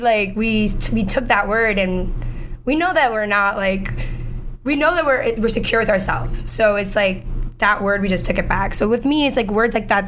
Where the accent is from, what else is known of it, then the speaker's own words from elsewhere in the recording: New York City, New York, United States; also born or lived in Manhattan, New York / New Jersey; i was born in new york here where we are in manhattan i'm actually live a block away from the hospital i was born at now i moved to spanish harlem and i moved to queens for a bit and i lived there for like most of my childhood